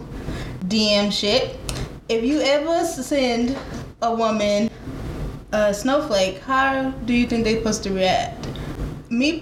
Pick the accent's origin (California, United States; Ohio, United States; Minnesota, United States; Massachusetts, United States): California, United States; now in Dallas, United States; I live in Dallas, Texas. Normally, I claim that I'm from California